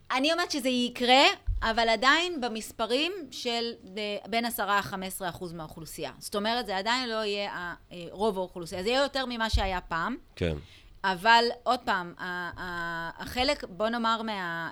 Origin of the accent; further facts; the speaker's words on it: Israel; אצלנו בישראל